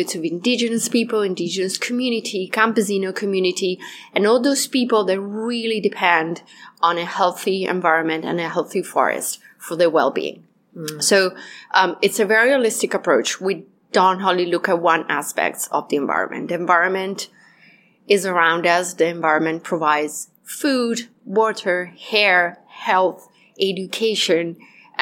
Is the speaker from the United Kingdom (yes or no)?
no; Italian Alps, Italy; moved away; also born or lived in Peru; I was raised in the Italian Alps